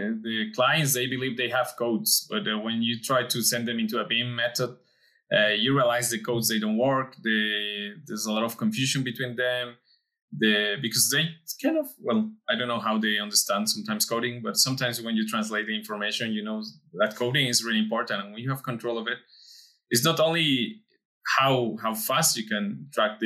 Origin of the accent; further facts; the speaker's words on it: Mexico; we are both from Mexico